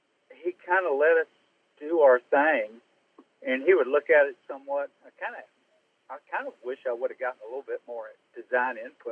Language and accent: English; Augusta, Georgia, United States; I grew up in Augusta